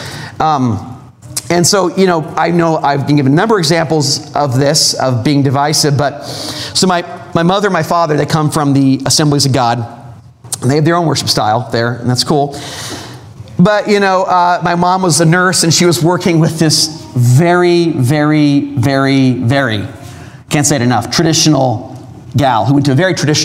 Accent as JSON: {"language": "English", "region": "Southern California", "country": "United States", "moved": "yes", "said": "I'm from Southern California"}